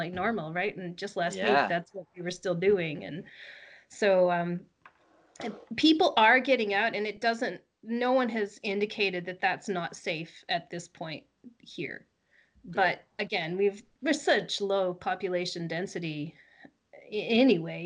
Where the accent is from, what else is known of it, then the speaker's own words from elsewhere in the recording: United States; moved away as an adult; also born or lived in Colorado; now in British Columbia, Canada; I'm just an American living in Canada